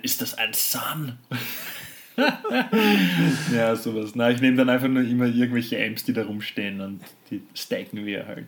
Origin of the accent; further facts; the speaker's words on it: Austria; bei uns in Österreich